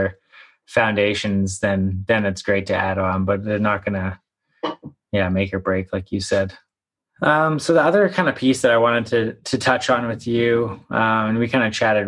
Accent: Victoria and Vancouver, British Columbia, Canada; I spent a lot of time growing up in Victoria and Vancouver

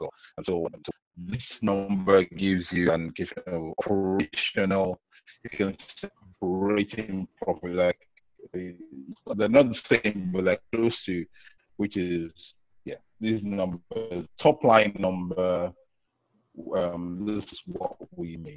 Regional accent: Nigeria; I grew up in Nigeria

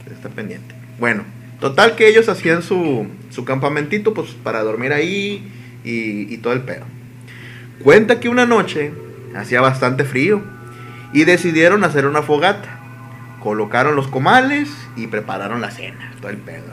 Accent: Mexico; yo sí soy mexicano

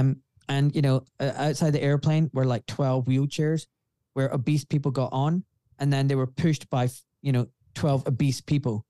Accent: Glasgow, Scotland, United Kingdom; accent: refined Scottish; I'm from Glasgow

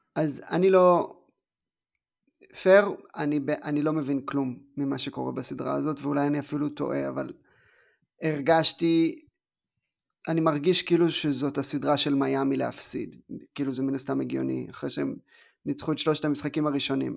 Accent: southern Israel, Israel; אני בא מה, מהדרום

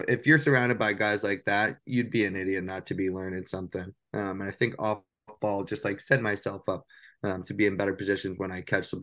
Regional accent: New Hampshire, United States; moved away as an adult; Growing up in New Hampshire

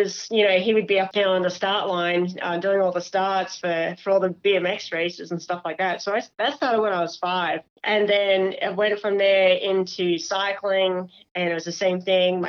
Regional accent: Australia; moved away; I'm actually Australian

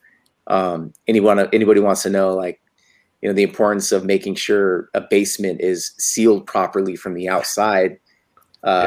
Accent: Santa Fe, New Mexico, United States; moved away as an adult; also born or lived in Henderson, Nevada / Chicago; now in Las Vegas, United States; We moved to Santa Fe, New Mexico. You know, so I grew up, you know, from 5 years old to about 21 years old there

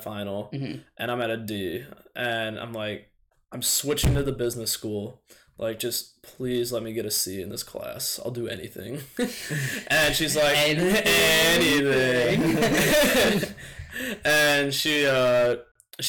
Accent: Mineral Point, Wisconsin, United States; moved away as an adult; now in La Crosse, United States; there's not much to do in my hometown, like, especially in the winter

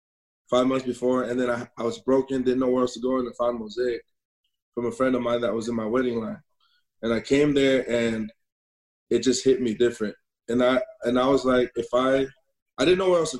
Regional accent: Northern California, United States; Born and raised in Northern California

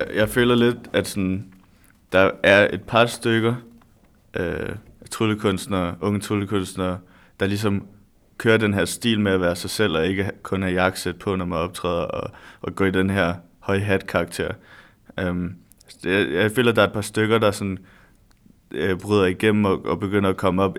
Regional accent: Næstved, Zealand, Denmark; moved away as an adult; now in Odense, Denmark; Jeg er lige flyttet til Odense, så jeg kommer fra Odense, eller jeg kommer fra Næstved

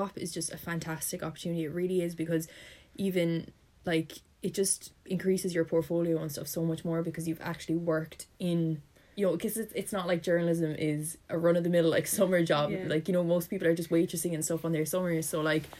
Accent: Limerick, Munster, Ireland; I'm from Limerick, I was lucky in the sense I could live at home

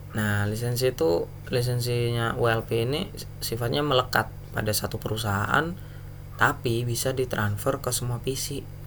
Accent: Surabaya, East Java, Indonesia; saya kan orang Surabaya

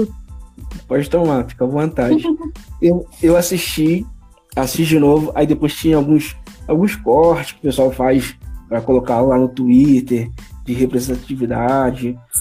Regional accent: Petrópolis, Rio de Janeiro, Brazil; now in Rio de Janeiro, Brazil; Nascido e criado em Petrópolis

